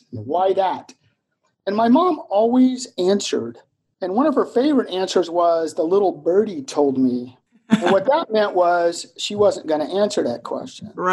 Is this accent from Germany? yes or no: yes; Germany; also born or lived in Vicenza, Italy; So my worldview emerged from a childhood lived in Germany as a military dependent.